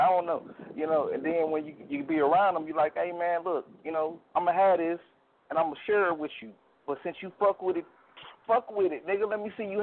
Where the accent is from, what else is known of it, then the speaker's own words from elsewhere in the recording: Detroit, Michigan, United States; now in Texas, United States; I'm from Detroit, too. You know what I'm saying? East side